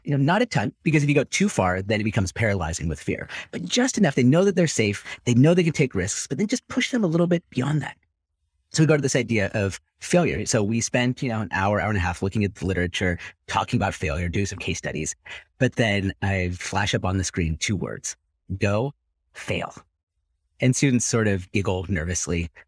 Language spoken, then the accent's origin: English; Silicon Valley, California, United States; growing up in Silicon Valley, part of the dark side of growing up there is hyper-competitive schools